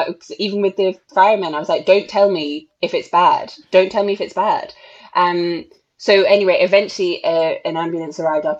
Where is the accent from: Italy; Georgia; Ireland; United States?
Ireland; I'm the Irish national champion.